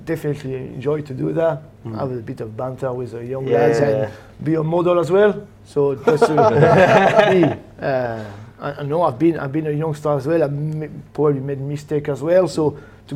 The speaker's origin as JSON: {"language": "English", "town": "Le Havre", "region": "Normandy", "country": "France", "tie": "born or raised there", "second_language": "English", "moved": "as an adult", "lives_now": "Scotland", "said": "I'm from Le Havre"}